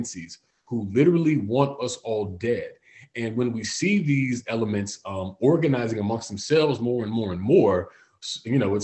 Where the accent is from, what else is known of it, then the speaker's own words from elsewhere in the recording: Florida, United States; Florida, my home state